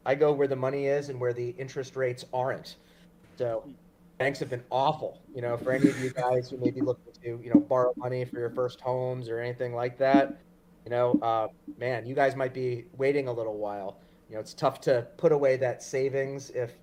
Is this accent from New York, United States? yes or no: yes; Long Island, New York, United States; also born or lived in Queens, New York; So I was born in Queens, grew up Long Island, New York